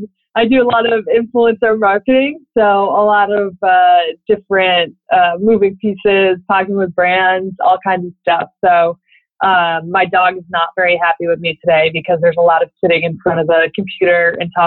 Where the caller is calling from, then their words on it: Connecticut, United States; I am calling you from Connecticut.